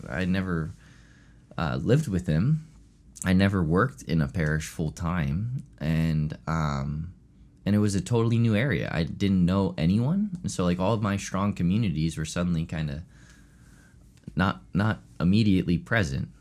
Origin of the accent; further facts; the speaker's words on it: Chester County, Pennsylvania, United States; also born or lived in Honey Brook, Pennsylvania; I grew up in Chester County my whole life. Um, and grew up here